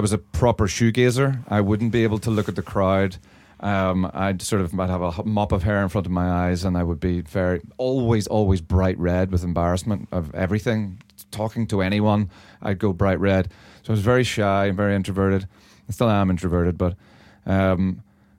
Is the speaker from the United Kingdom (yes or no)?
yes; Northern Ireland, United Kingdom; From the scene that I grew up in Northern Ireland